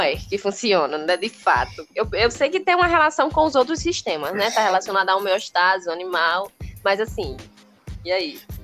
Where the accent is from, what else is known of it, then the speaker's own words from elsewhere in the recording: Ceará, Brazil; aqui no Ceará, sou do Ceará